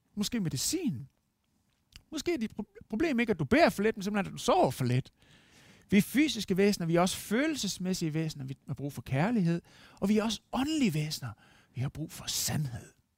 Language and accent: Danish; Denmark; som dansker